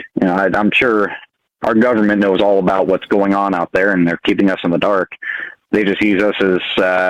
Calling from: Montana, United States; Calling from beautiful state of Montana.

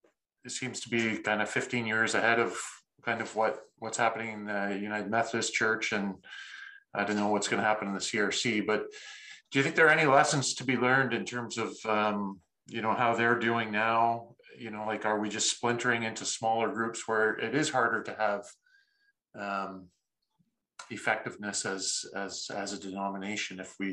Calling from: Ontario, Canada; I'm speaking here from Ontario, Canada

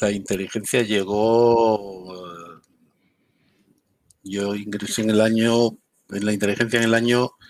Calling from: Madrid, Community of Madrid, Spain; desde Madrid, yo estoy ubicado en Madrid, vivo habitualmente en Madrid

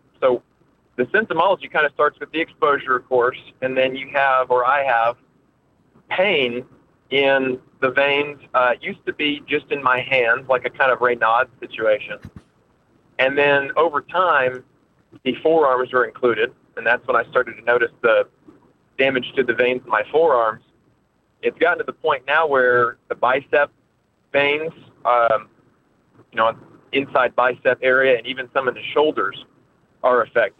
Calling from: Oklahoma, United States; I'm calling from Oklahoma.

